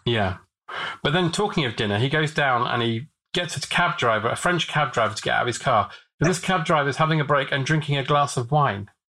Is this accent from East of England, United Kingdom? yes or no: yes; Watford, East of England, United Kingdom; I grew up in Watford, and they filmed a lot of EastEnders around there